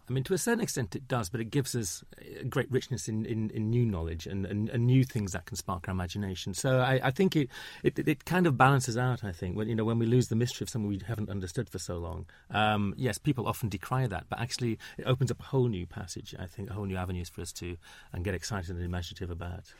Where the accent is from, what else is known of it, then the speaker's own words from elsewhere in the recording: Huddersfield, Yorkshire and the Humber, United Kingdom; now in London, United Kingdom; I grew up in Huddersfield